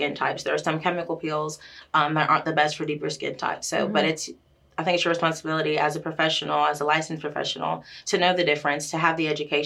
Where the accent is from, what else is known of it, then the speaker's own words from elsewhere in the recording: Florida, United States; moved away as an adult; now in Knoxville, United States; I've been here for the last 10-11 years in East Tennessee, but I'm from Florida